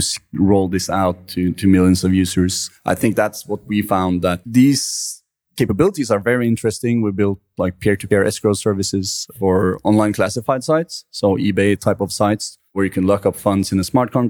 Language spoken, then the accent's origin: English; Norway; I'm from Norway and we have a lot of trust in each other and the financial system